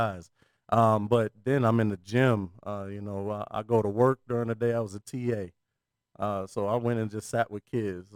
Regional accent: Topeka, Kansas, United States; moved away as an adult; I'm from Topeka, Kansas

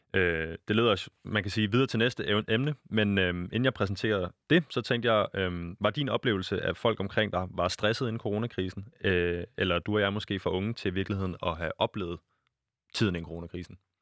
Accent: Denmark; jeg er født i Danmark i, på det rigtige tidspunkt

